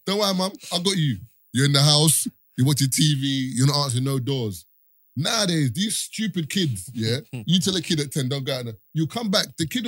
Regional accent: Barbados; because you're from Jamaica, I'm from Barbados, he's from Trinidad. Our culture is completely different.

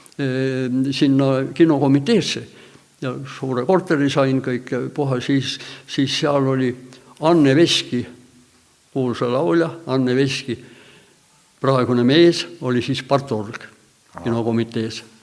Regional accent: Tallinn, Harju County, Estonia; minu sünnikodu oli ka seal kohe viiekümne meetri kaugusel ainult

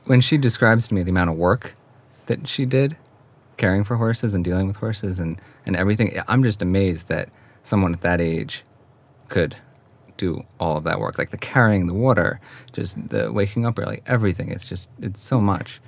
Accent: Hawthorne, New York, United States; moved away as an adult; now in Sweden; Westchester County. And that's where I grew up and um, spent my whole childhood until I went away to college

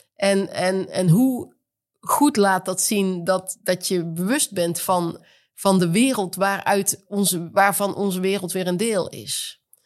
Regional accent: Netherlands; ik als Nederlander

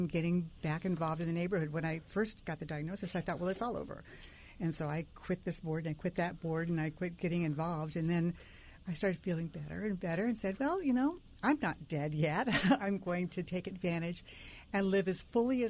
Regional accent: Orange County, California, United States; moved away as an adult; also born or lived in Laguna Beach, California / Fairfield, Connecticut; now in Bridgeport, United States; I grew up in Orange County, California

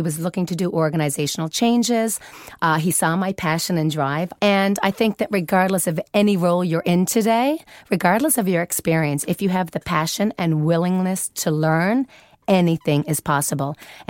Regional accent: Newfoundland and Labrador, Canada; now in Sweden; I'm from Canada. Newfoundland. Very special part of Canada.

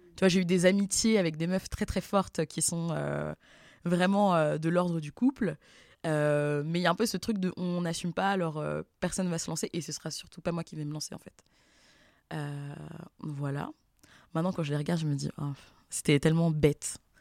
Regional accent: Versailles, Île-de-France, France; j'ai grandi à Versailles

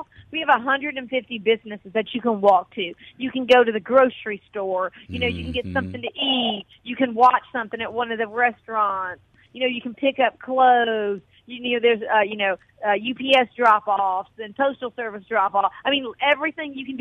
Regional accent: Ocean Springs, Mississippi, United States; also born or lived in North Alabama; I was born in Ocean Springs. I haven't always lived in Ocean Springs. I grew up in a small town in North Alabama.

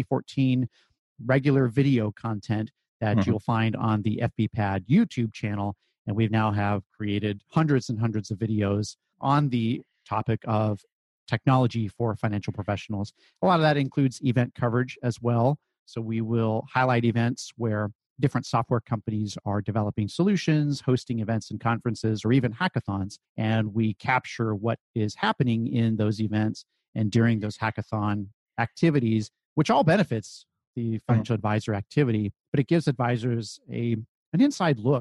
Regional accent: Silicon Valley, California, United States; I grew up in the Silicon Valley of California, so I guess fortunate to be born there and grow up there.

